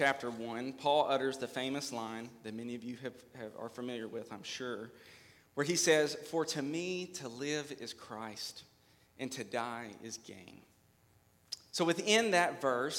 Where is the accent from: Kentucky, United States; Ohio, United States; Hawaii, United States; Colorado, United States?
Kentucky, United States; Hopkinsville; also born or lived in Trenton, Kentucky; now in Clarksville, United States; I am from Hopkinsville, Kentucky, born and raised